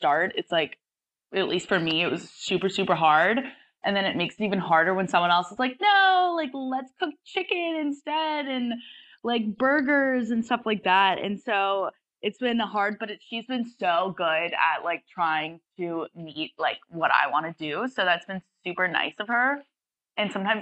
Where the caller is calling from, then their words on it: Sydney, New South Wales, Australia; I'm 21 and I'm calling from Sydney, Australia